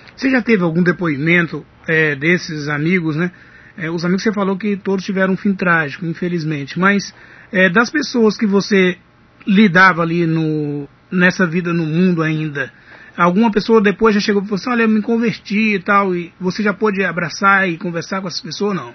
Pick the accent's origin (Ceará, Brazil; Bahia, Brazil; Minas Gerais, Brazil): Minas Gerais, Brazil; Ipaba; now in Cruz das Almas, Brazil; eu sou mineiro também, da cidade de Ipaba, perto de Patinga